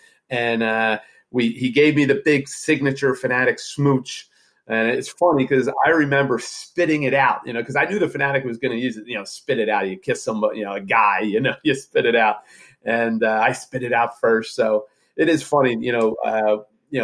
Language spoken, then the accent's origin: English; Jenkintown, Pennsylvania, United States; I grew up right outside of Philadelphia.